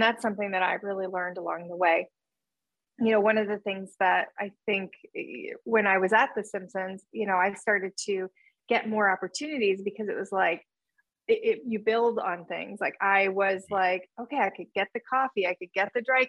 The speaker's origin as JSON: {"language": "English", "town": "Churubusco", "region": "Indiana", "country": "United States", "also_born_or_lived": "Toronto, Canada", "moved": "as an adult", "lives_now": "Los Angeles, United States", "said": "I'm from Cherubusco, Indiana, which is Turtle Town, USA"}